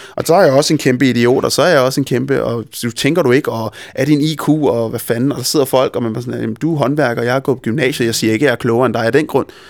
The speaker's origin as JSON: {"language": "Danish", "town": "Copenhagen", "region": "Capital Region of Denmark", "country": "Denmark", "said": "jeg er simpelthen for meget københavner"}